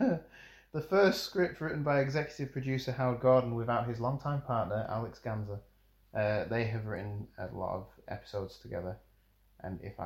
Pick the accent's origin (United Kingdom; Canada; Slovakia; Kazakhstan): United Kingdom; being like British